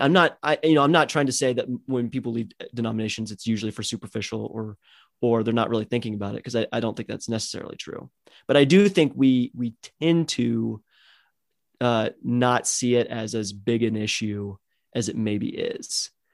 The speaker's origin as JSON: {"language": "English", "country": "United States", "tie": "born or raised there", "said": "I was born and raised in America"}